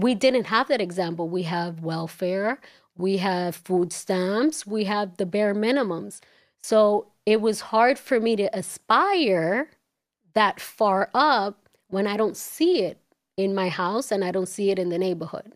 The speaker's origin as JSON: {"language": "English", "town": "New York City", "region": "New York", "country": "United States", "tie": "born or raised there", "also_born_or_lived": "Dominican Republic", "said": "growing up in Washington Heights"}